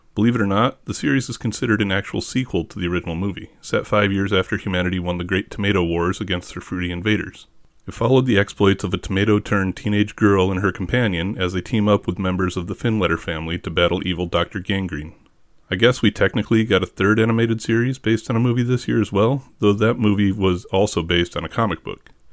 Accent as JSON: {"language": "English", "country": "United States", "said": "we Americans"}